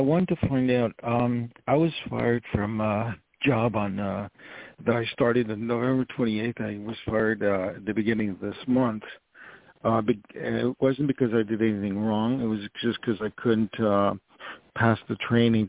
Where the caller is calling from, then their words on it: New York, United States; I'm calling from New York